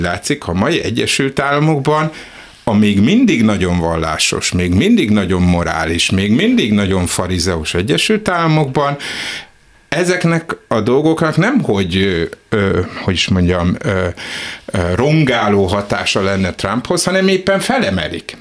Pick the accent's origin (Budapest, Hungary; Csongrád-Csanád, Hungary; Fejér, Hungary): Budapest, Hungary; én Zuglóban nőttem föl